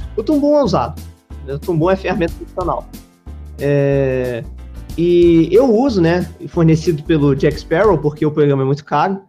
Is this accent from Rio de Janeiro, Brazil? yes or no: yes; Rio de Janeiro, Brazil; eu sou carioca e brasileiro